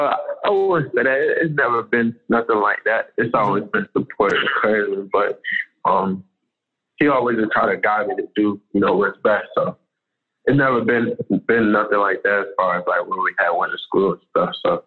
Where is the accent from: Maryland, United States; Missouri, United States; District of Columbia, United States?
Maryland, United States; we grew up in Maryland, so in the wintertime, we got cold winters. It was snowing and stuff, but we did get some hot summers too.